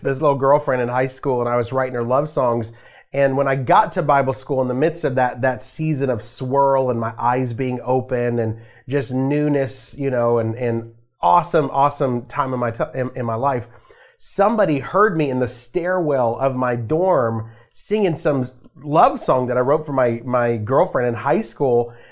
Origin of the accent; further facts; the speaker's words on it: Las Vegas, Nevada, United States; I grew up in a Christian home, um, in Las Vegas, Nevada. So I'm from Vegas.